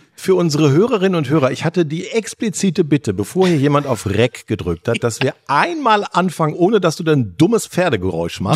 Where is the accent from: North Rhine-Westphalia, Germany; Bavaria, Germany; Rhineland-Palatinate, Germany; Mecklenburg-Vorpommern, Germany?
North Rhine-Westphalia, Germany; als Ostwestfale